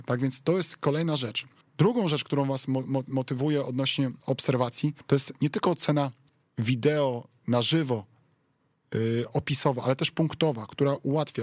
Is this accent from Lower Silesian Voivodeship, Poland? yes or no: yes; Wrocław, Lower Silesian Voivodeship, Poland; jestem wrocławianinem